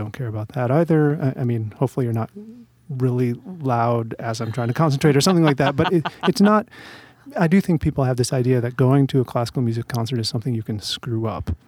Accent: La Crosse, Wisconsin, United States; also born or lived in Atlanta; now in Great Falls, United States; Midwest, Wisconsin, born and raised, and then via Atlanta

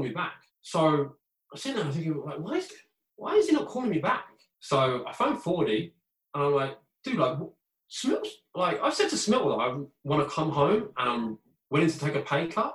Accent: Bracknell, South East England, United Kingdom; moved away as an adult; also born or lived in Sheffield; I want to go back home. Home is Bracknell to me.

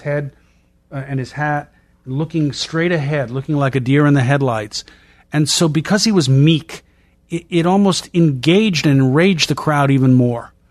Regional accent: Boston, Massachusetts, United States; I'm from Boston

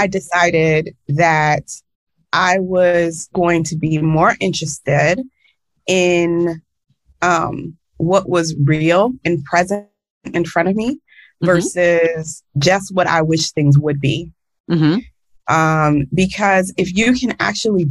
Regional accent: the South, United States; as a Black girl, growing up in the United States and especially in the South

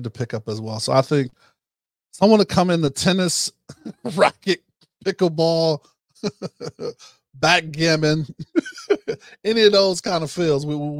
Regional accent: Ohio, United States; moved away; I spent some time in the Midwest as well when I was growing up in Ohio

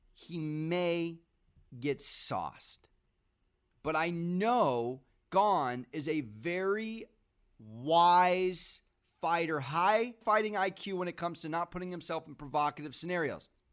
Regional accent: United States; I'm American

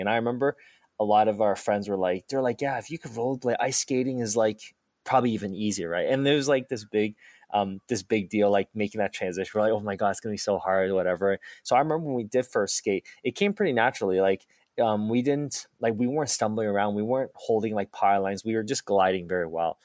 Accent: Halifax, Nova Scotia, Canada; also born or lived in Taiwan; when we came to, uh, Nova Scotia, I was, uh, six at that time

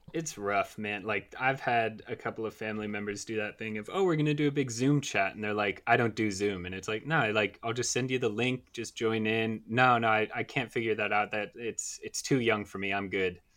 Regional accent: United States; I'm American

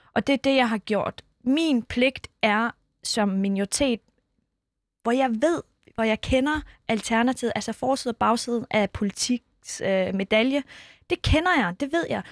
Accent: Skærbæk, Southern Denmark, Denmark; born or raised there; also born or lived in Iran / Kurdistan

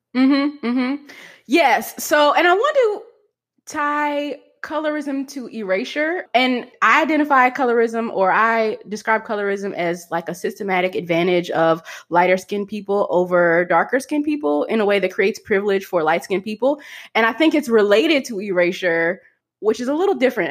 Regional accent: Kentucky, United States; I grew up in Kentucky

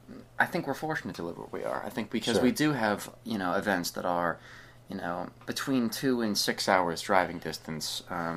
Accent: New England, United States; I'm from New England, most stuff is within 4 hours drive.

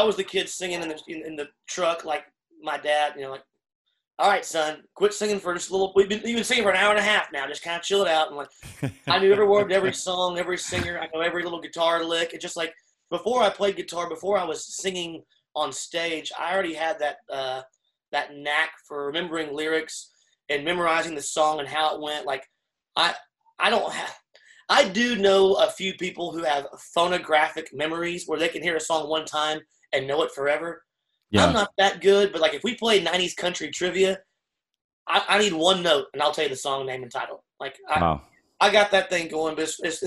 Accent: Leander, Texas, United States; born or raised there; also born or lived in San Marcos, Texas

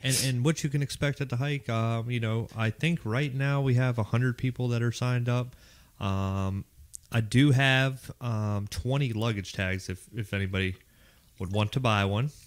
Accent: Pittsburgh, Pennsylvania, United States; accent: Pittsburgh; moved away as an adult; now in Raleigh, United States; I'm from Pittsburgh, Pennsylvania. That's where I came out of MEPS at. Uh, I graduated from high school in Pittsburgh, Pennsylvania

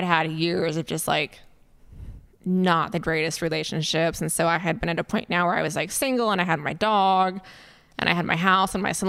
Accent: Fresno, California, United States; born or raised there

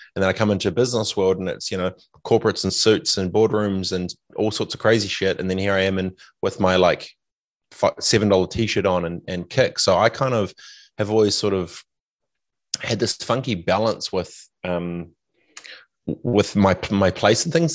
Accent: Christchurch, Canterbury, New Zealand; also born or lived in Fiji; growing up in Aranui

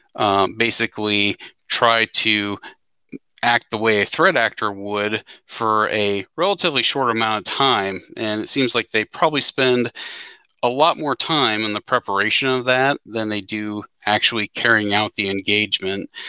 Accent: Cincinnati, Ohio, United States; I hail from the Cincinnati, Ohio area

